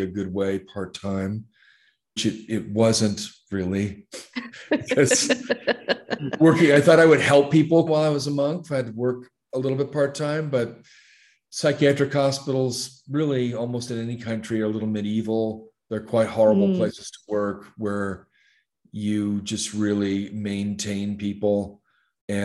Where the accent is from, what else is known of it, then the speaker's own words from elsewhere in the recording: Los Angeles, California, United States; moved away as an adult; also born or lived in Long Beach / Compton / Santa Barbara / Santa Maria; now in Thailand; I am originally from the U.S. I grew up in Los Angeles. I grew up in L.A. and Long Beach and Compton. We moved around a lot as a kid in Southern California